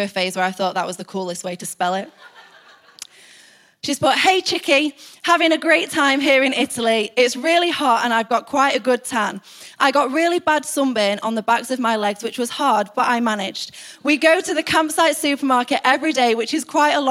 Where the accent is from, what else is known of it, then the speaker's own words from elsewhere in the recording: United Kingdom; we're British